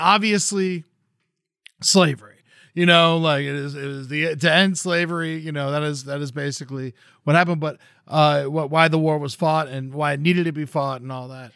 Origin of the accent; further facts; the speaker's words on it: Florida, United States; I was born and raised in Florida